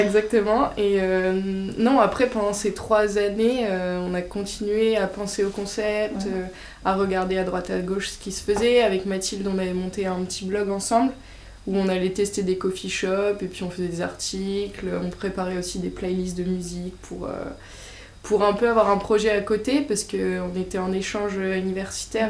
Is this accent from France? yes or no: yes; Bergerac, Nouvelle-Aquitaine, France; moved away as an adult; also born or lived in Paris / Lyon; Je viens du sud-ouest de la France, Bergerac